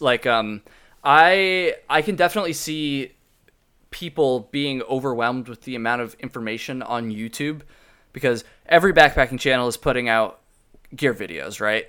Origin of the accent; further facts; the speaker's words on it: Vermont, United States; I'm from Vermont